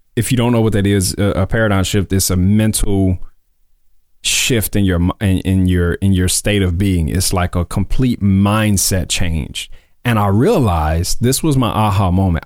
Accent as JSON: {"language": "English", "region": "Mississippi", "country": "United States", "tie": "born or raised there", "also_born_or_lived": "Columbus, Mississippi / Tupelo, Mississippi", "moved": "as an adult", "lives_now": "Dallas, United States", "said": "I was born in Mississippi. I'm originally from Mississippi, from the Sip. Um, and I was born in Columbus. I moved to Tupelo, Mississippi when I was in middle school."}